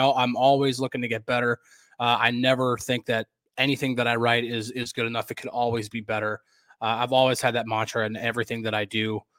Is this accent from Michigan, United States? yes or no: no; New Jersey, United States; born there; I was born in Northern New Jersey, which is about 40 minutes outside of the city.